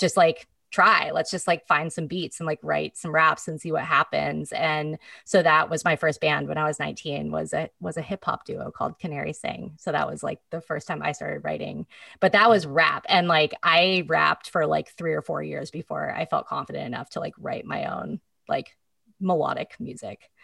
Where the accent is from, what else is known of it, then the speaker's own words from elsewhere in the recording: Petaluma, California, United States; also born or lived in Marin County, California / San Francisco, California / Seattle, Washington; growing up in Petaluma